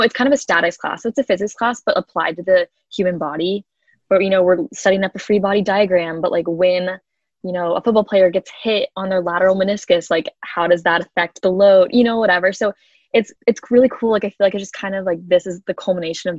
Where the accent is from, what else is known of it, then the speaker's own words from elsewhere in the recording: Kansas City, United States; I'm from Kansas City